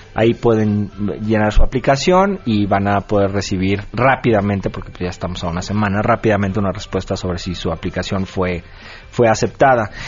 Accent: Mexico; now in Austin, United States; yo había nacido y crecido en México

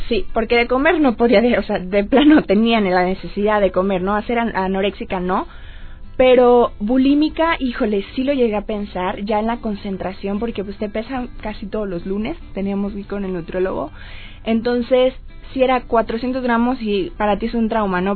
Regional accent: Poza Rica, Veracruz, Mexico; yo soy veracruzana.

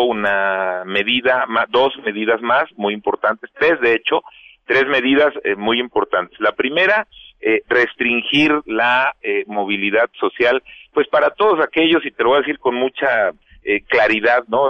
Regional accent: Mexico; also born or lived in Michoacán; todos somos mexicanos, porque todos aquí vivimos en Michoacán

